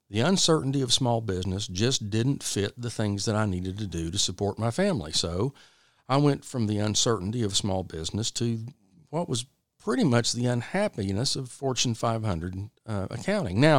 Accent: Oklahoma City, Oklahoma, United States; born there; I was born in Oklahoma City. Of course, I got to Texas as soon as I could.

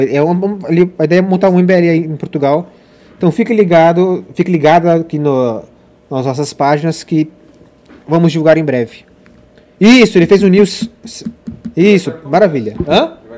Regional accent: São José dos Campos, São Paulo, Brazil; eu sou de São José

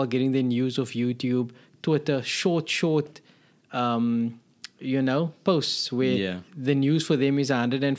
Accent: South Africa; where I grew up in South Africa, the application process was a bit more straightforward.

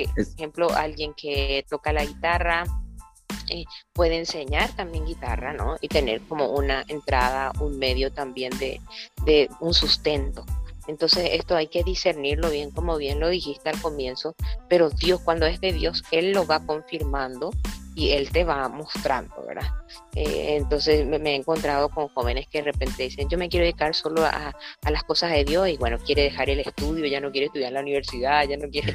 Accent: Paraguay; soy paraguaya

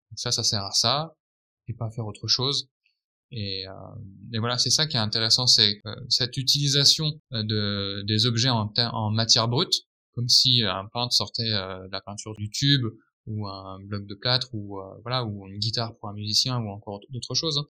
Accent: France; en tant que bon français

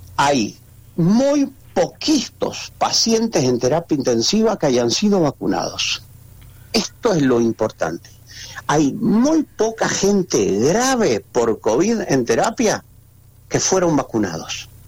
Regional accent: Argentina

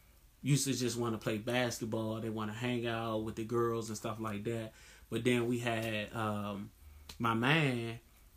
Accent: Washington, District of Columbia, United States; growing up in Southeast

